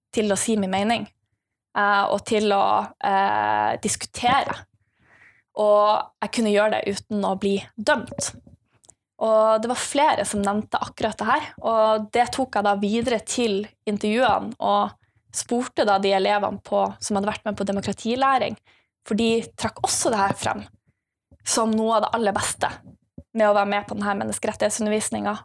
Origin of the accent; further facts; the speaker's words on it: Bodø, Nordland, Norway; jeg kommer fra Bodø. Uh, en av de fineste byene oppe i nord